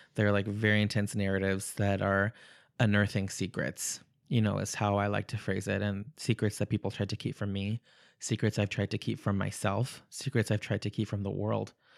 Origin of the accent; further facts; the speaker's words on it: El Paso, Texas, United States; moved away as an adult; also born or lived in Ciudad Juarez, Mexico; I'm originally from the border, um, far west Texas, El Paso, Texas, Ciudad Juarez, Mexico